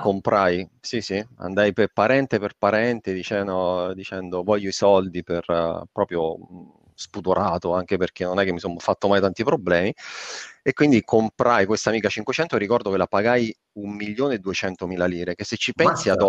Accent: Avezzano, Abruzzo, Italy; moved away; una società informatica delle mie parti di, di, di Avezzano

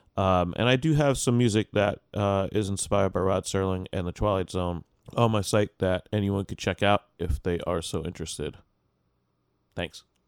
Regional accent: United States; as an American listener

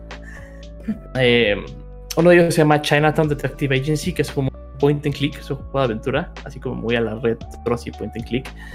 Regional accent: Mexico; viviendo y creciendo en México

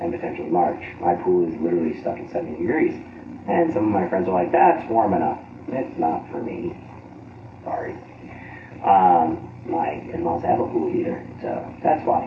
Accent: Texas, United States; now in Florida, United States; I was born in Texas

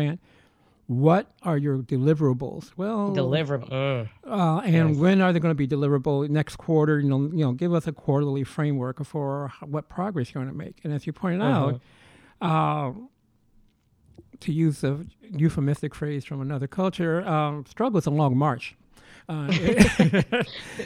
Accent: Chicago, Illinois, United States; growing up in Chicago

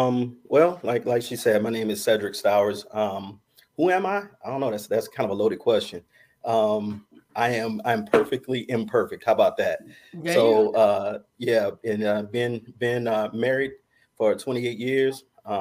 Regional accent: Anderson, South Carolina, United States; also a PK, so I'm a child of a preacher. I was born in Anderson, South Carolina, raised up in the Word

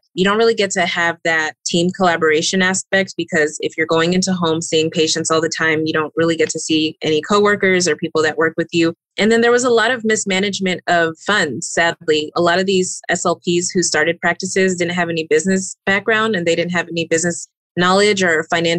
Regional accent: Austin, Texas, United States; moved away as an adult; now in Phoenix, United States; I live in the Phoenix area, but I'm originally from Austin, Texas

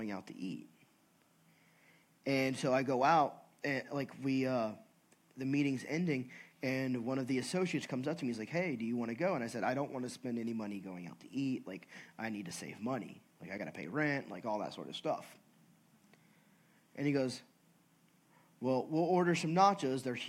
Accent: California, United States; I'm from California.

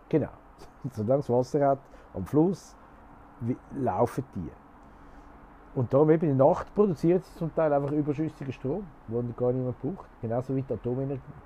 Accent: Switzerland; bei uns in der Schweiz

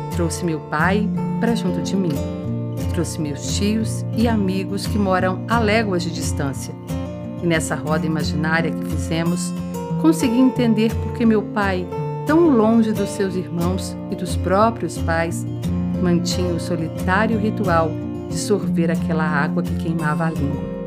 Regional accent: Rio Verde, Goiás, Brazil; Rio Verde, minha terra natal.

